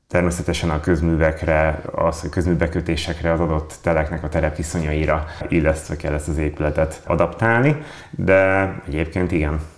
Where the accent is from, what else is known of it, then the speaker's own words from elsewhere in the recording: Veszprém, Veszprém County, Hungary; Ugye én ott nőttem fel.